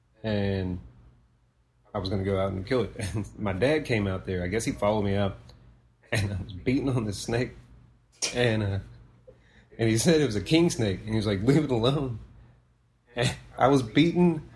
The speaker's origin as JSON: {"language": "English", "area": "Latch", "region": "Texas", "country": "United States", "tie": "born or raised there", "said": "I was a kid where I grew up out in Latch."}